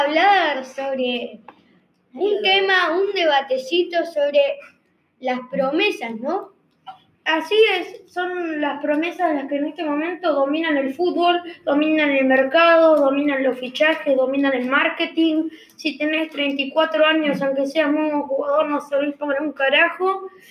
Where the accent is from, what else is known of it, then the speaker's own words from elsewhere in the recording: Uruguay; yo soy uruguayo